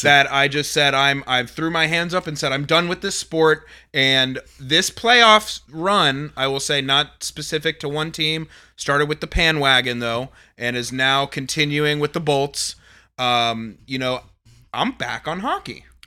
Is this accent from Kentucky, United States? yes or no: no; Atlanta, Georgia, United States; is my hometown